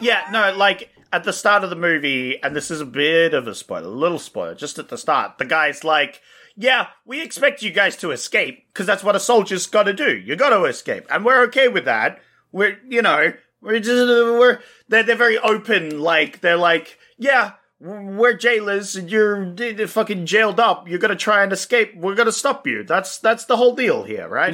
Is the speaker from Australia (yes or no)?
yes; Australia; We're Australian